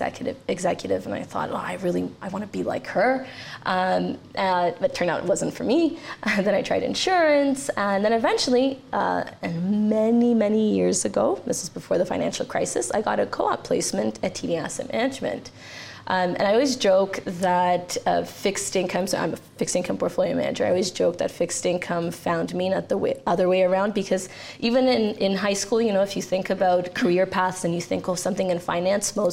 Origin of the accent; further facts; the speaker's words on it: Canada; also born or lived in Romania; I was born in Romania and moved to Canada with my parents and my sister when I was very young. So I did all my schooling here